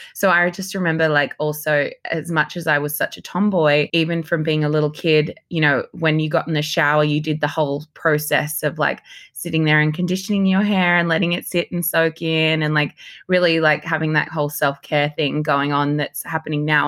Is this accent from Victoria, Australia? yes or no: no; Sydney, New South Wales, Australia; moved away as an adult; also born or lived in Papua New Guinea / New York / London / Los Angeles; growing up in Sydney as a young girl, I can definitely see, like, when I look back at pictures, you know, I grew up in Southlandshire